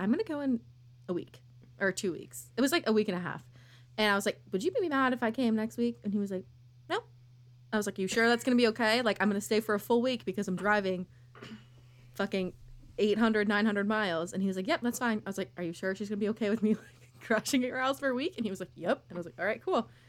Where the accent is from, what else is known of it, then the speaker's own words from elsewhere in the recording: Massachusetts, United States; I'm from Massachusetts